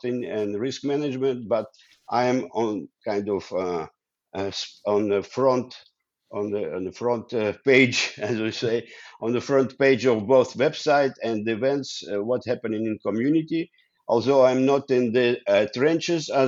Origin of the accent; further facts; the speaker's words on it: Ukraine; English is a second language; moved away as an adult; also born or lived in Russia / Israel; now in Netherlands; I was born in Ukraine now. I studied in Russia. Then I came to Israel. And now I live in the Netherlands